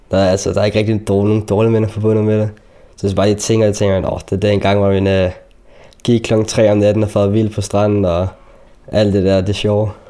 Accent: Palestine; now in Denmark; fordi jeg var selv palæstinenser, så det var en klub, hvor der kun var palæstinenser, der gik på det.

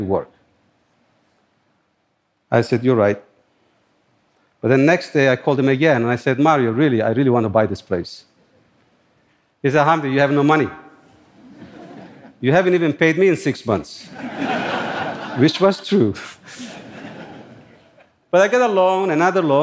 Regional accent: Turkey; born or raised there; moved away as an adult; now in New York, United States

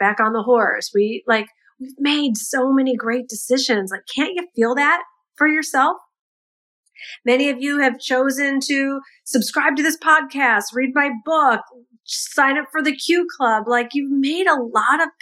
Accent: United States; being an American

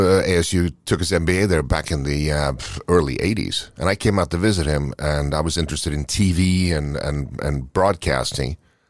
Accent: Oslo, Norway; moved away; I was born in Oslo, Norway.

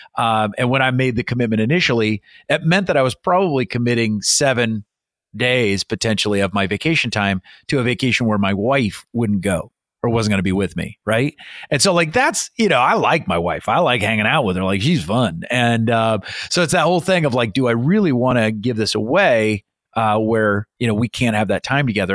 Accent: Iowa, United States; moved away as an adult; also born or lived in England / Montana; I grew up in Iowa.

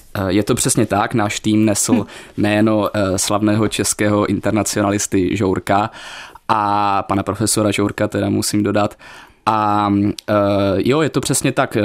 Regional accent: Ostrava, Moravian-Silesian Region, Czechia; accent: Ostrava; moved away as an adult; now in Prague, Czech Republic; já se samozřejmě stále cítím být ostravákem, nějakou dobu žiju v Praze, ale jde to poznat i na mě, i na mojem přízvuku

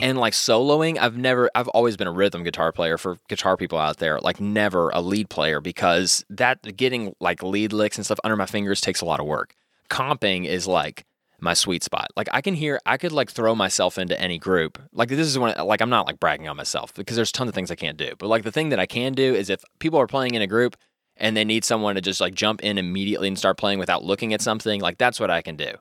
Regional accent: Louisville, Kentucky, United States; born or raised there

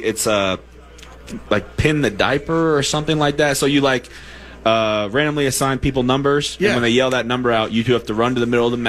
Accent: Nebraska, United States; now in Minnesota, United States; I grew up in Nebraska, so it's kind of close.

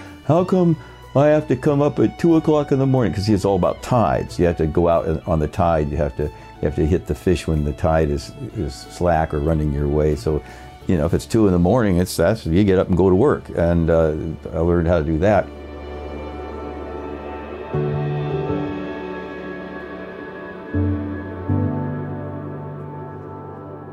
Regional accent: Seaside, Oregon, United States; also born or lived in Astoria, Oregon; I was born in Astoria, Oregon, and you know, my dad was actually in the Battle of the Bulge at the time I was born, and I grew up in a town about 15 miles away. That's, my mother went up there to have me at the hospital there, Seaside, Oregon

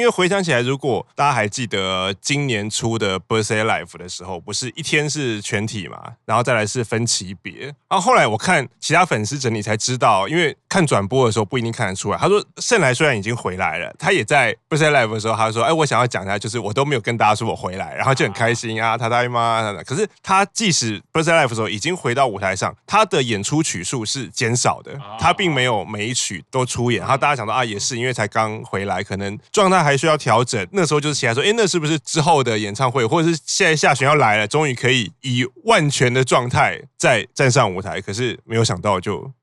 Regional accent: Taiwan; 我是从台湾来的

